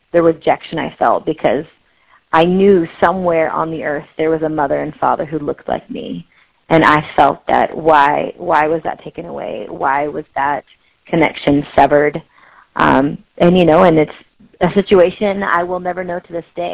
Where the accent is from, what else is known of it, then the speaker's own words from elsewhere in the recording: Pacific Northwest, United States; also born or lived in Delhi, India; I was adopted by a couple in the Pacific Northwest. And I am still a Pacific Northwesterner up here in the left corner here.